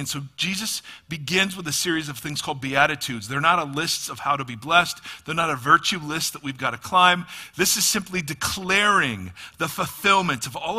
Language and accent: English; Midwest, United States; moved away; Well, so I grew up in the Midwest, and complaining about the weather is what we do.